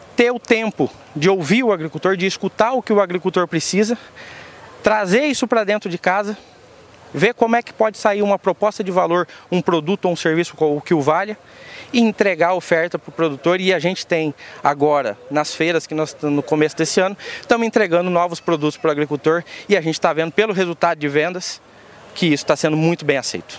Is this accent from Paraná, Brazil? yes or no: yes; Londrina, Paraná, Brazil; sou de Londrina